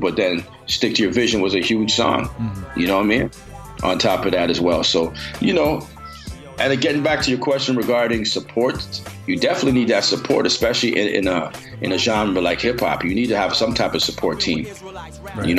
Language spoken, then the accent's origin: English; Canada; I'm from Canada